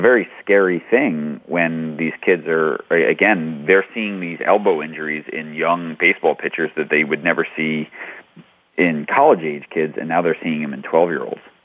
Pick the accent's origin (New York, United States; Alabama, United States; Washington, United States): New York, United States; New York City; I grew up in New York City or New York playing stickball